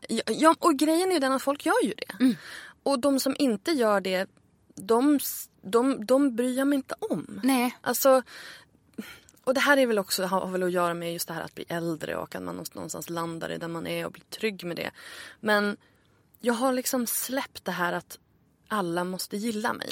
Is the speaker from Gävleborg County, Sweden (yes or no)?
no; Örnsköldsvik, Västernorrland County, Sweden; moved away; also born or lived in Stockholm; Jag flyttade ju tillbaka till Örnsköldsvik där jag är född för ett år sedan ungefär. Mm. Efter att ha bott i Stockholm i 12 år